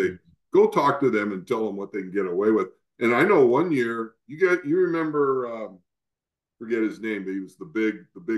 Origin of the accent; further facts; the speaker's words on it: California, United States; moved away as an adult; now in Tennessee, United States; I was born and raised in California